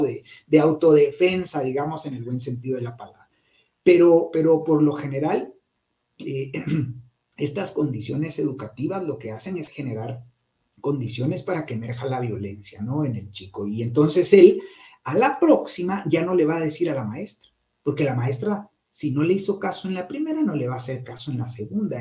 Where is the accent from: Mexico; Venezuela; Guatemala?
Guatemala; yo salí del Liceo Guatemala